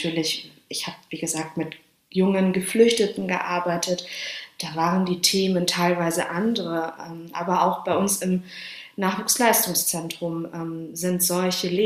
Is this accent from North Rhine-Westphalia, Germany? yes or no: yes; Dortmund, North Rhine-Westphalia, Germany; now in Hamburg, Germany; Also ich komme aus Dortmund und lebe in Hamburg.